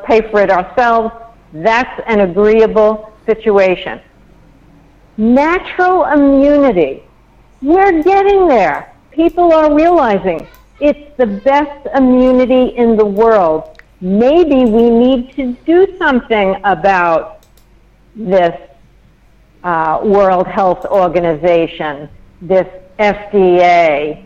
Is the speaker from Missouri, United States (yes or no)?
no; New York, United States; I'm a New Yorker